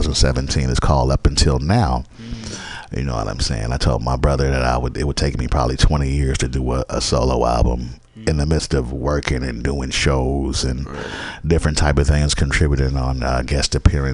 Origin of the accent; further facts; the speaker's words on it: Georgetown, Demerara-Mahaica, Guyana; Guyana, Georgetown, Guyana.